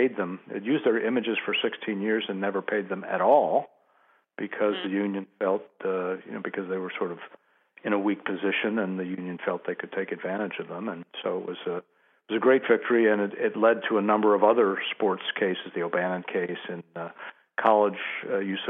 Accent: St. Louis, Missouri, United States; I'm from St. Louis, so St. Louis is a very strong sports town, and when I was growing up, baseball was particularly strong

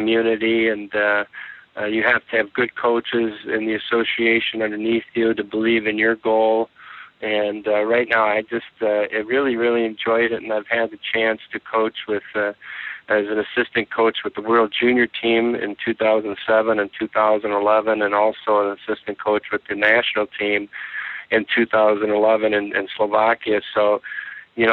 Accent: South St. Paul, Minnesota, United States; I am today still friends with many of the people that I grew up in South St. Paul

